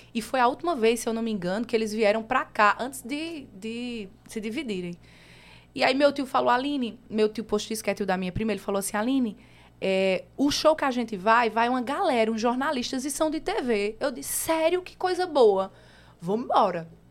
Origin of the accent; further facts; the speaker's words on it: Campina Grande, Paraíba, Brazil; accent: nordestino; moved away as an adult; also born or lived in São Paulo; now in João Pessoa, Brazil; Sou, sou de Campina Grande, campinense. Nasci aí há 30 anos atrás